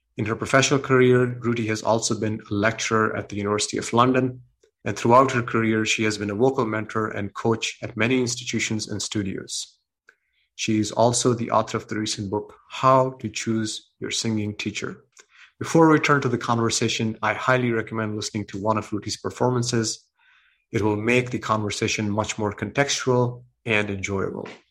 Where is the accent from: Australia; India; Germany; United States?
India; moved away; I have a background, you know, I'm coming from India, and we have a very strong template to become a doctor and engineer. That's what parents want, the Indian parents want